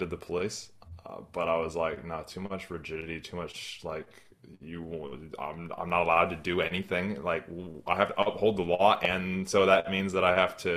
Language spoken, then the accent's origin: English; Northern California, United States; moved away as an adult; now in New Zealand; I'm from Northern California originally, but I live here in New Zealand now